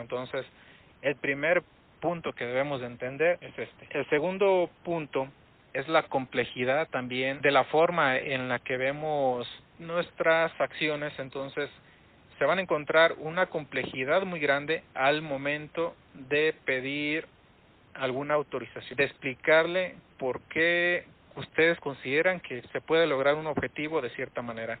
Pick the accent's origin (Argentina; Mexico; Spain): Mexico; para nosotros entendemos cómo somos como mexicanos, cómo, cómo es la gente aquí